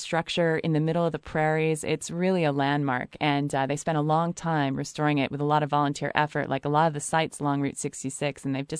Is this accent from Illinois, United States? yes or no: yes; Chicago, Illinois, United States; also born or lived in Los Angeles; I was living in Los Angeles at the time, and I'm from Chicago.